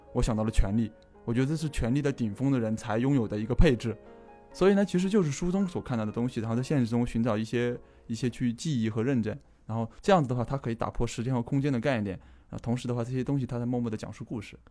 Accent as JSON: {"language": "Chinese", "region": "Sichuan", "country": "China", "also_born_or_lived": "Chengdu", "moved": "yes", "said": "我是四川人嘛，嗯。我在成都生活"}